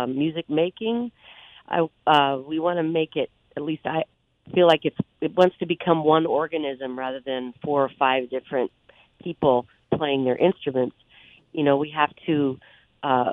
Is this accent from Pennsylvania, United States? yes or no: no; Omaha, Nebraska, United States; when I was growing up in the Midwest, in Omaha, Nebraska